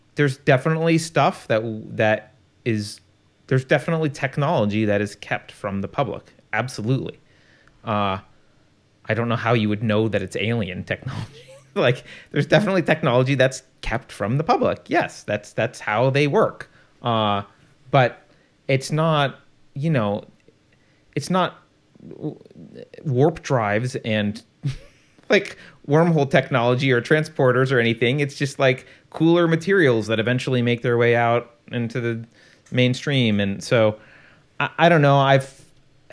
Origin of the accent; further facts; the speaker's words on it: United States; I'm American. I'm not a European. And I'm a proud American